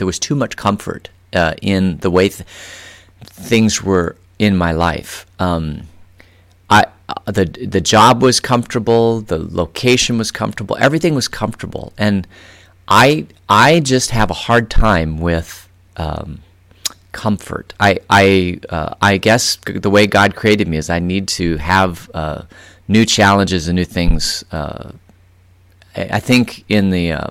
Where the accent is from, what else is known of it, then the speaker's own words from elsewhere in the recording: Phoenix, Arizona, United States; moved away as an adult; now in Vail, United States; I grew up in Phoenix, and I lived there for 32 years, pretty much in the same neighborhood.